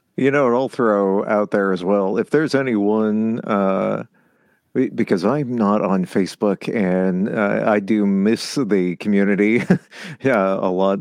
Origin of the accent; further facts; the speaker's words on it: Southern California, United States; I grew up in Southern California